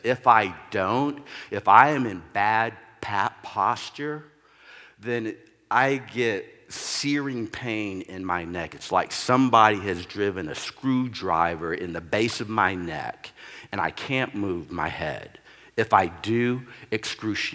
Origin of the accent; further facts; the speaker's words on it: Texas, United States; also born or lived in New Hampshire / Oklahoma; now in Oregon, United States; I'm originally from Texas